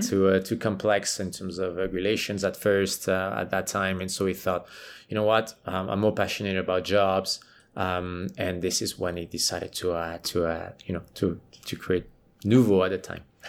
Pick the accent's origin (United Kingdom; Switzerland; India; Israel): Switzerland; moved away; I'm from Switzerland, right? So I played for the Swiss national team